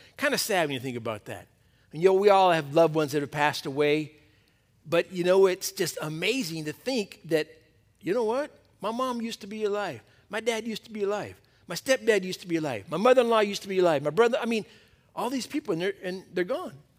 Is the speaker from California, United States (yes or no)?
yes; Torrance, California, United States; I was born in Torrance, went to school in Torrance, got married in Torrance, had all my kids here in Torrance. I'm still in Torrance